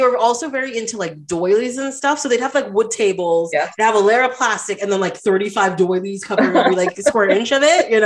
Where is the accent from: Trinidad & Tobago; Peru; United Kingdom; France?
Trinidad & Tobago; I'm from Trinidad, a Caribbean country.